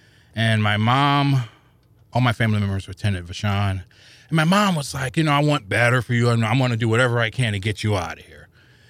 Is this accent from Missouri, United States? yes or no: yes; St. Louis, Missouri, United States; I grew up in the projects of the Vaughn Housing Projects down off of Cass. I forget the street's been so long, but I'm literally, you could probably throw 10 rocks and hit downtown.